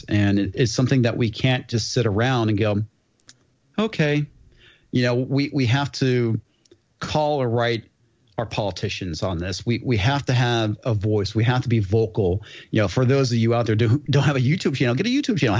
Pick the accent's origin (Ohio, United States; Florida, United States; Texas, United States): Texas, United States; I'm from Texas